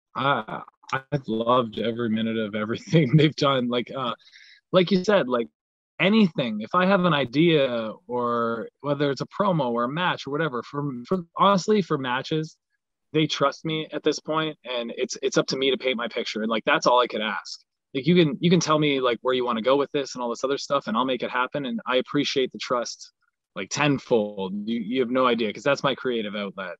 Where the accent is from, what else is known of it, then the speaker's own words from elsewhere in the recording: Canada; I have a lot of pride in being Canadian